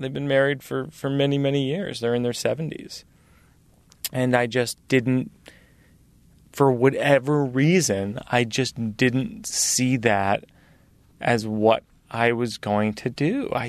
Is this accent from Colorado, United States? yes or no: no; Massachusetts, United States; I grew up in Massachusetts where Larry Bird was the hero